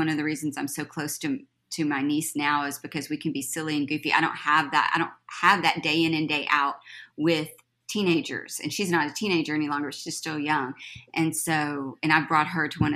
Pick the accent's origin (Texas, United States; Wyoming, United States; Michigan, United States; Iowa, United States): Texas, United States; Mullin; also born or lived in Austin, Texas / Temple, Texas; I'm native Texan, grew up in a small town, Mullen, Texas